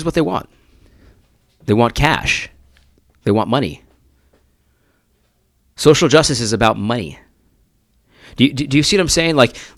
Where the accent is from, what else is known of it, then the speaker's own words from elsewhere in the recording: Brooklyn, New York, United States; Take it from me. I'm from Brooklyn.